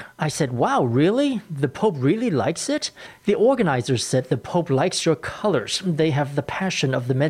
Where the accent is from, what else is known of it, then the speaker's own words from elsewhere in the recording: Taiwan; I'm from Taiwan